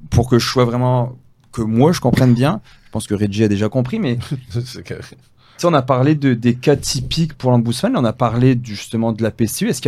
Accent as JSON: {"language": "French", "country": "France", "moved": "yes", "lives_now": "Canada", "said": "ben déjà, nous, on vient de France, hein, je peux savoir remarqué, j'avais un petit accent. Donc, c'est pas pareil, tu sais, il y, a beaucoup de différences. moi, je suis arrivé quand même assez jeune"}